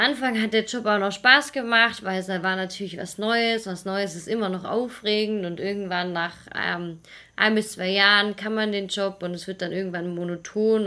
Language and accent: German; Swabia, near Stuttgart, Baden-Württemberg, Germany; moved away as an adult; also born or lived in Munich; wir beide kommen aus dem Schwaberländle. Genau. aus der Nähe von Stuttgart, also eigentlich ja weiter unten noch, ein bisschen im Süden